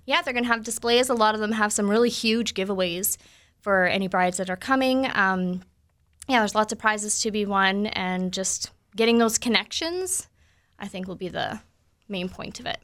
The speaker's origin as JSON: {"language": "English", "region": "Ontario", "country": "Canada", "moved": "yes", "lives_now": "Manitoba, Canada", "said": "I'm from Ontario"}